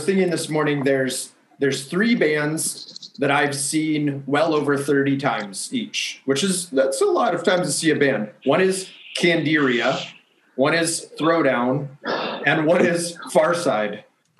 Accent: Costa Mesa, California, United States; I grew up in Costa Mesa, Newport Beach.

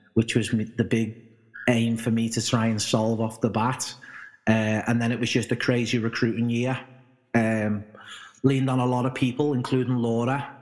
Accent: Liverpool, North West England, United Kingdom; being brought up in Liverpool and probably England

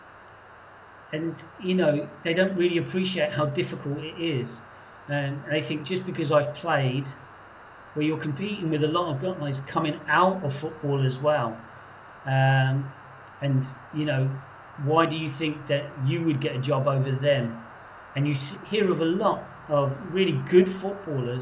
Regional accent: Portsmouth, South East England, United Kingdom; I grew up in Portsmouth, quite a macho place when I was growing up

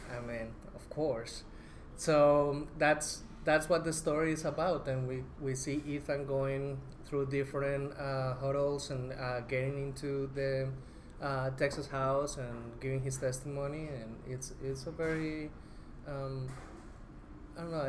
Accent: Colombia; moved away as an adult; also born or lived in Bogota, Colombia; now in United States; I'm originally from Colombia

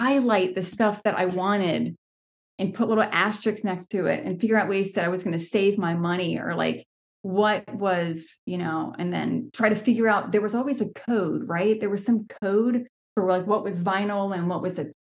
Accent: near Richmond, Virginia, United States; I grew up going to shows in Richmond, Virginia

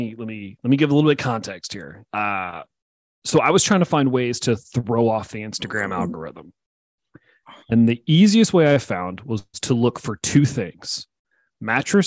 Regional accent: Tennessee, United States; I'm from Tennessee. There are forts all over Tennessee, like near where I grew up

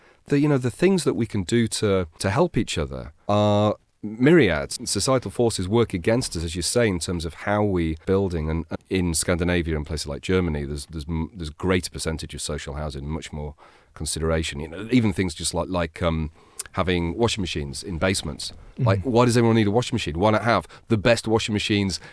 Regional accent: Brighton, South East England, United Kingdom; I see Brighton for what it is. I love my hometown

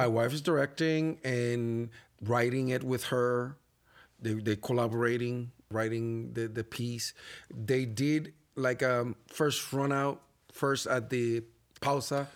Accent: Puerto Rico; accent: Spanish accent; English is a second language; moved away as an adult; now in Buffalo, United States; as a Puerto Rican, as a Latino man

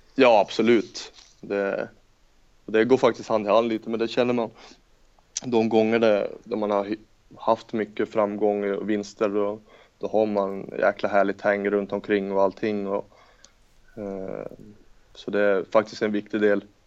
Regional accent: Norrland, Sweden; jag är norrlänning också

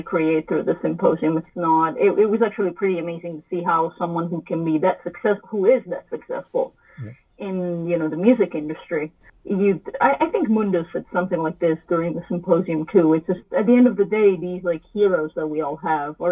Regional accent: Italy; moved away as an adult; also born or lived in Boston; I'm from Italy and I wanted to make a career with music. So I went to Berklee College of Music in Boston.

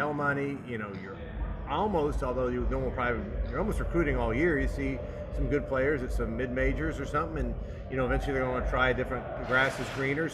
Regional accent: Oklahoma, United States; I'm from Oklahoma

